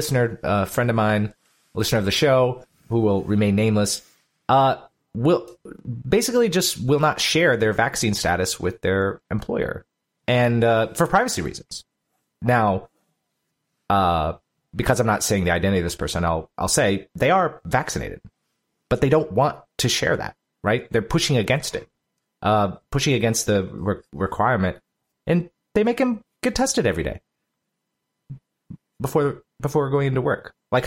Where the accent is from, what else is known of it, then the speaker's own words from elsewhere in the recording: Southern United States, United States; accent: Southern; my family and my southern accent comes out? What is it? Blaccent? Is that blaccent? Because, you know, the longer I hang out with my family from South Carolina and Tennessee, the more Southern I sound.